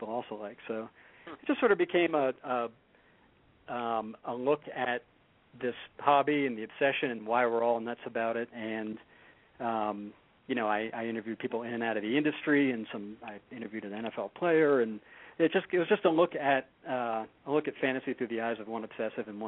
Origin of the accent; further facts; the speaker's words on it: Boston, Massachusetts, United States; I grew up in Boston, so I grew up a, you know, Pats, Red Sox, Bruins, Celtics fan